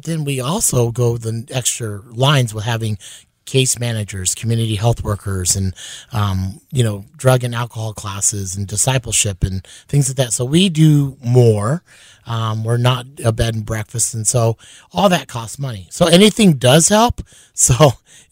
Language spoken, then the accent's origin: English; Honolulu, Hawaii, United States; also born or lived in Los Angeles; now in Sioux Falls, United States; So I grew up in Honolulu, Hawaii, and then I moved to the Midwest